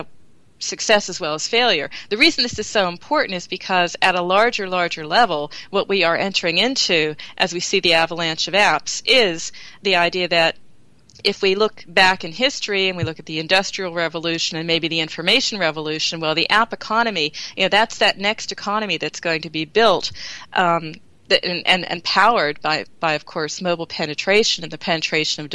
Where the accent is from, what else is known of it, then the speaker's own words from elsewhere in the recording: Pennsylvania, United States; moved away as an adult; now in Germany; Pennsylvania. My home state